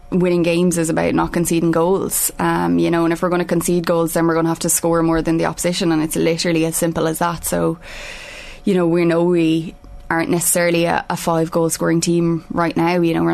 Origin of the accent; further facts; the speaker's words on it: Ireland; we're hoping that we bring that as part of being Irish